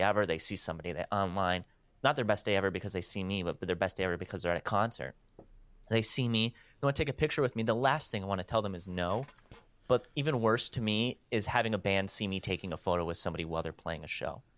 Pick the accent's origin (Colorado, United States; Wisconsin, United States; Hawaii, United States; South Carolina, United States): Wisconsin, United States; I'm from Wisconsin